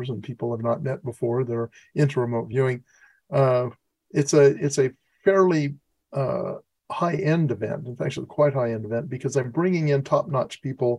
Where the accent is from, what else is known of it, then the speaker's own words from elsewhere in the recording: La Grande, Oregon, United States; I was born in Oregon